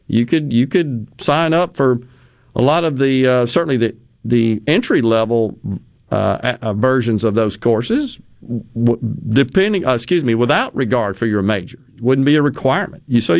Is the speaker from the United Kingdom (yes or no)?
no; Okinawa, Japan; When I was growing up in Okinawa, we had typhoons spun the opposite way from a hurricane